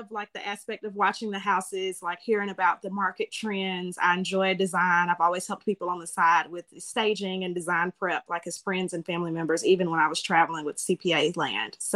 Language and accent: English; Germany; born there; and he actually got out a little bit after I was born, but I was born in Germany.